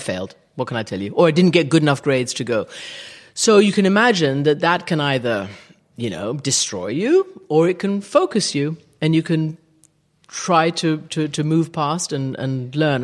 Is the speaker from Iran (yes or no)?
yes; Iran; also born or lived in England / Rhode Island; now in London, United Kingdom; taken over to Iran where I grew up. For me, my first home was Iran